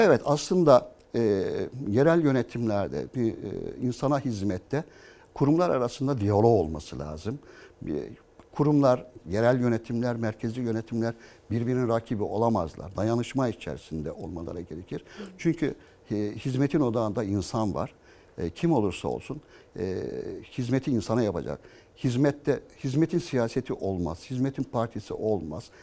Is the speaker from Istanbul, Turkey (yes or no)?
yes; Istanbul, Turkey; Bakırköylüyüm. E, 40 yılı aşkındır Bakırköy'de yaşıyorum.